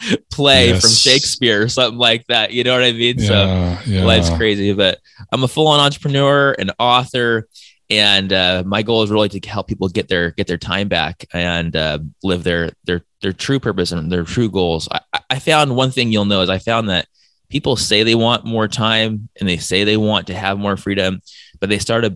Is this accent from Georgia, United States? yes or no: no; San Diego, California, United States; moved away as an adult; also born or lived in Brazil; now in Hawaii, United States; I was born and raised in San Diego. I lived in Brazil for a couple of years. I live in Hawaii.